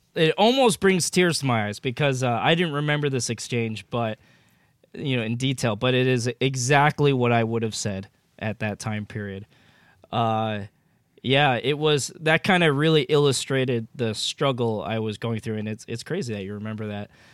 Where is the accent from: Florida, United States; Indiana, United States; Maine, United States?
Maine, United States; moved away as an adult; also born or lived in Northern California; growing up in Maine